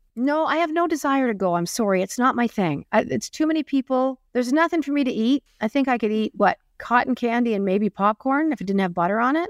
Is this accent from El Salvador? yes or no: no; Springbank, Alberta, Canada; growing up in Spring Bank, Alberta